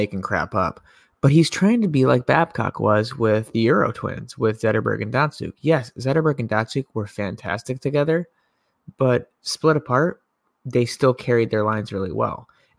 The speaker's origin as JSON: {"language": "English", "town": "Grand Haven", "region": "Michigan", "country": "United States", "tie": "born or raised there", "said": "my hometown, Grand Haven"}